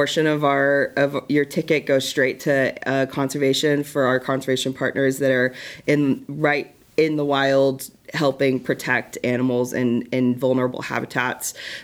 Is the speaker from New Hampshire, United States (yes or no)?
no; Tulsa, Oklahoma, United States; I grew up in Tulsa, and I grew up coming to this zoo